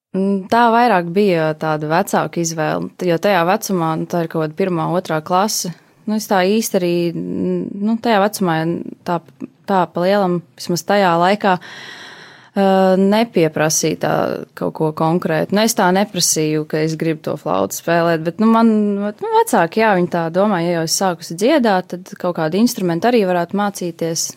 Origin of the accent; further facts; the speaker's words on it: Jelgava, Zemgale, Latvia; Es esmu oriģināli no Jālgavas, Jālgavniec